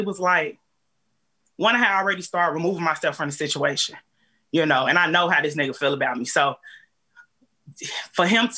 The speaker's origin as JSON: {"language": "English", "town": "Chicago", "region": "Illinois", "country": "United States", "moved": "yes", "lives_now": "Clayton County, Georgia, United States", "said": "I'm from Chicago, I ain't got nobody down here"}